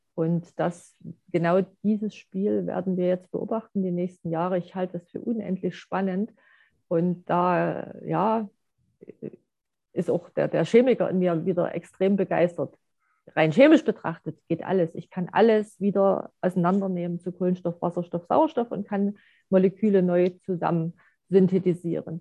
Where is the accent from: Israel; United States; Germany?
Germany; East Germany; wo ich groß geworden bin